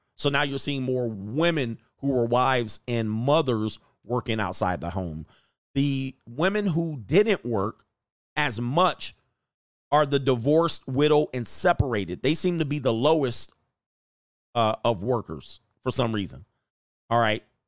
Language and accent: English; Canada; a Canadian citizen